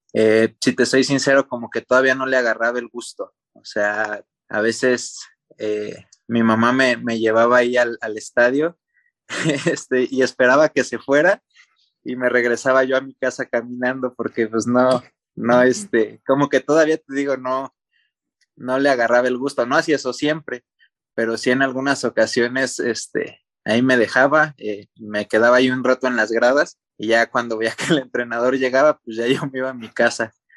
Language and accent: Spanish; Morelia, Michoacán, Mexico; ahí en, en Morelia, de donde yo soy